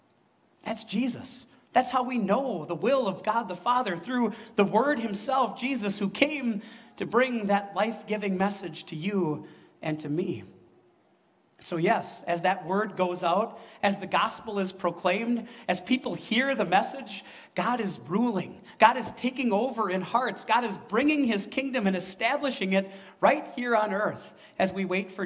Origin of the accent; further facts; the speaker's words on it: Wisconsin, United States; I came from Wisconsin, where Christmas Mountain is a tiny hill in Wisconsin Dells, right? We don't have mountains